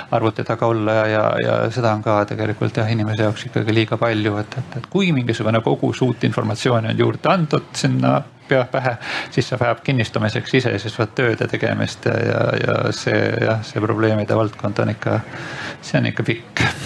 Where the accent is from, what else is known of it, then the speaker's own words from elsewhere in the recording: Saare County, Estonia; ma ise olen pärit Saaremaalt